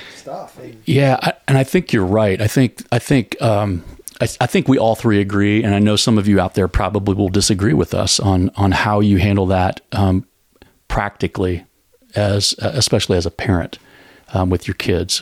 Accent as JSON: {"language": "English", "country": "United States", "said": "as American Christians"}